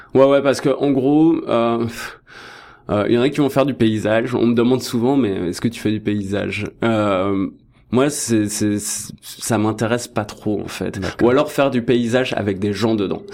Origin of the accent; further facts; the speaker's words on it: France; moved away as an adult; now in Toronto, Canada; je suis français